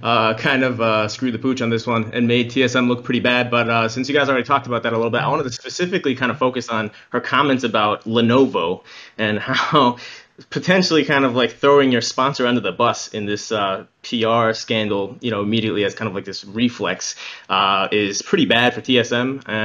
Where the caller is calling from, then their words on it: Taipei, Taiwan; I'm calling from Taipei.